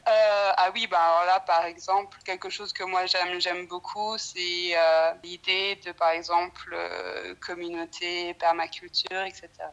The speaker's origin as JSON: {"language": "French", "country": "France", "tie": "born or raised there", "also_born_or_lived": "Scotland / New Zealand", "moved": "as an adult", "lives_now": "Brisbane, Australia", "said": "j'ai grandi en France, mais mes parents ils sont originaires de la Nouvelle-Zélande"}